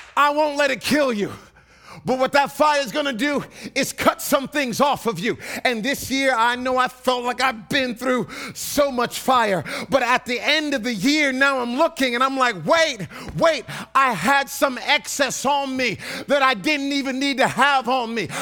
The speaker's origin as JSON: {"language": "English", "area": "East Coast", "region": "Northeast", "country": "United States", "tie": "born or raised there", "said": "I grew up on the East Coast"}